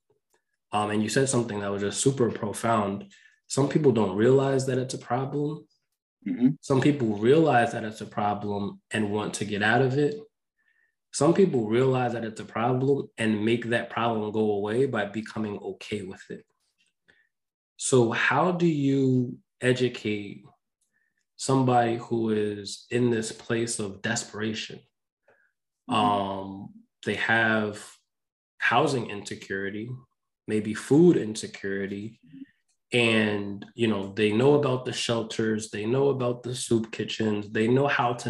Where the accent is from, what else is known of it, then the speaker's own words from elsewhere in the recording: New York, United States; I grew up in New York.